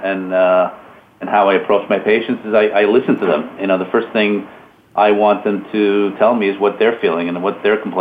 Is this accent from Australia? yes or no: no; Montreal, Quebec, Canada; moved away as an adult; now in Long Island, United States; I'm originally from Canada, Montreal, moved here almost 20 years ago to finish my training and settled here in Long Island, New York